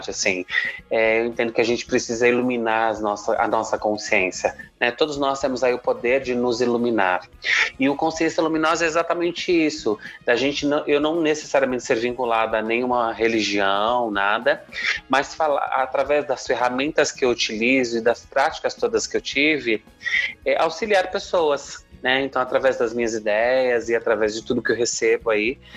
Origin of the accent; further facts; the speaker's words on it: Jundiaí, São Paulo, Brazil; sou de Jundiaí, São Paulo, né, que é interior aqui de São Paulo.